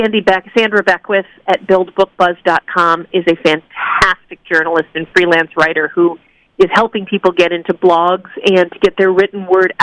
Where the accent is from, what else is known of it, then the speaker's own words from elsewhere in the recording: New England, United States; I'm from New England. We're very, you know, we don't say nice things about ourselves